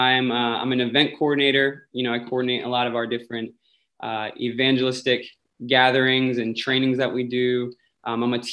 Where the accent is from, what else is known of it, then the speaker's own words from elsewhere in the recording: Lancaster County, Pennsylvania, United States; I grew up in Lancaster County. My family's in the Lititz area, born and raised